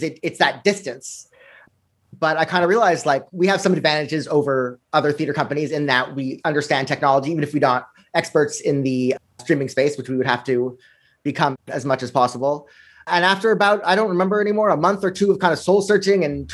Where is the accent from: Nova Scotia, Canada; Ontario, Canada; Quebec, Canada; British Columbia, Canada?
Quebec, Canada; Montreal; now in New York City, United States; I grew up here in Montreal